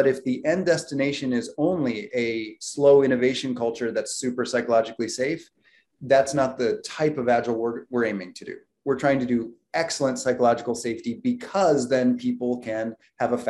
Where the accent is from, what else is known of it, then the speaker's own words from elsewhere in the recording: United States; I was born in the United States